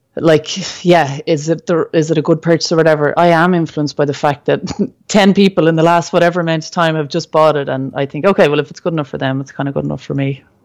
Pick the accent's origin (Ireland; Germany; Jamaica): Ireland; as a Irish person